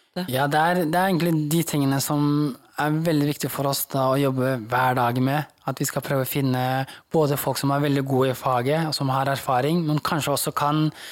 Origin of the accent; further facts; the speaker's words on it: Norway; Norwegian is a second language; Hvor jeg har fått kommet til et nytt land som er trygt, hvor jeg kan vokse opp